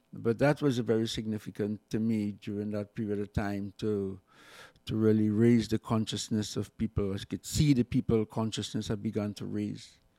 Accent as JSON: {"language": "English", "town": "Siparia", "country": "Trinidad & Tobago", "tie": "born or raised there", "also_born_or_lived": "Saint James, Port of Spain", "said": "I was born in Sapari in Trinidad and went on to move to the city around fifteen years."}